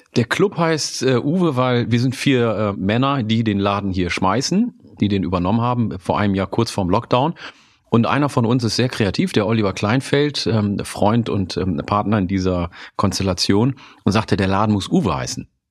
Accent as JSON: {"language": "German", "town": "Hude", "region": "Lower Saxony", "country": "Germany", "tie": "born or raised there", "also_born_or_lived": "Oromia, Ethiopia / Osnabrück", "first_language": "Oromo", "second_language": "German", "moved": "yes", "said": "in meiner alten Heimat im Landkreis Oldenburg, in Vielstedt bei Hude"}